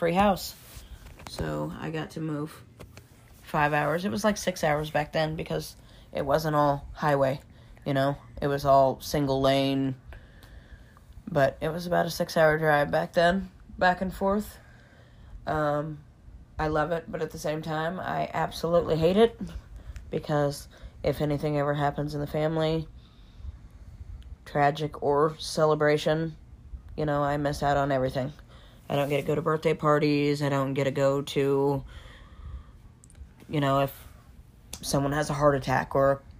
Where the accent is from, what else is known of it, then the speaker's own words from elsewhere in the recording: Osage County, Missouri, United States; also born or lived in Des Moines, Iowa; Here, Osage County and Polk County, Iowa, Des Moines. I was here during the school year, and every other Christmas I was in Iowa